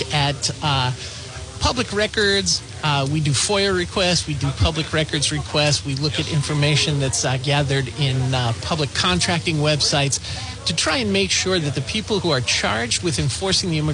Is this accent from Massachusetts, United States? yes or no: yes; Lynn, Massachusetts, United States; I grew up in Lynn, Massachusetts, about 45 minutes away from Providence